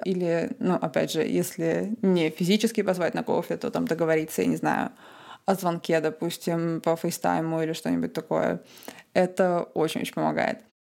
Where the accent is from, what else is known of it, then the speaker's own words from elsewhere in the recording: Tallinn, Harju County, Estonia; also born or lived in Cambridge, United Kingdom / Michigan, United States / Australia; я из Таллина, из Эстонии